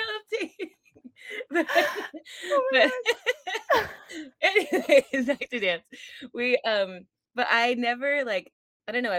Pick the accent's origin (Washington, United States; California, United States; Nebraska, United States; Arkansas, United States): California, United States; moved away; I'm from California originally